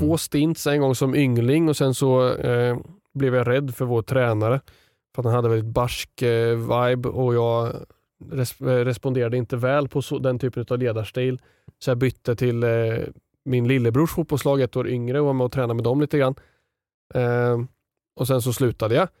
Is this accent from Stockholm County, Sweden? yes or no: no; Sundsvall, Västernorrland County, Sweden; jag har varit med på typ en handbollsträning när jag var liten i Sundsvall